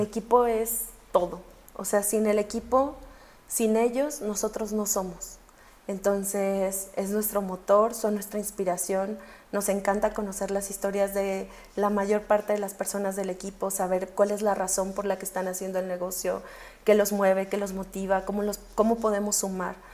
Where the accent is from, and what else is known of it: Mexico